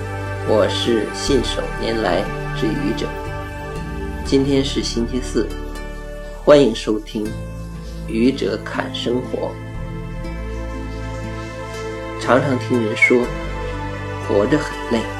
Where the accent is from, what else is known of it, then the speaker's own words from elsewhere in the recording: Hebei, China; 尤其像我们河北人，更不容易。